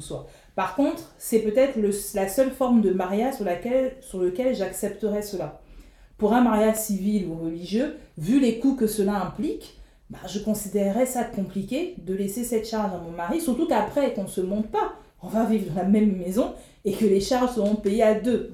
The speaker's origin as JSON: {"language": "French", "country": "Republic of the Congo", "said": "en tant que Congolaise"}